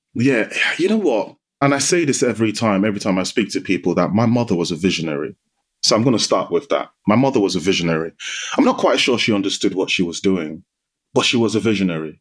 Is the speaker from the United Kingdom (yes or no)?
no; Nigeria; moved away; I grew up in Nigeria. So I spent half my life in Nigeria, and it was a typical Nigerian Yoruba household.